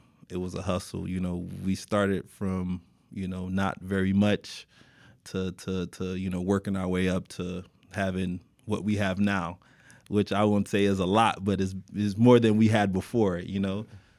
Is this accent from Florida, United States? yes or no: yes; Miami, Florida, United States; born and raised in Miami, Florida, graduate of North Miami Beach Senior High. NMB in the building, you guys already know.